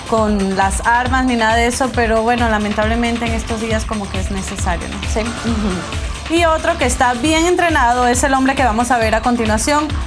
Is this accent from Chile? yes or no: no; Colombia; soy colombiana y, venezolana, venezolana exactamente, sudamericanas